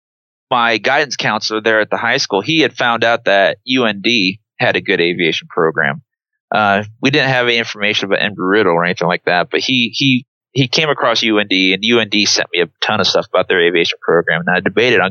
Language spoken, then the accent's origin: English; Trumbull, Nebraska, United States; also born or lived in Wood River, Nebraska; I grew up in Trumbull, but then eventually we moved to a town called Wood River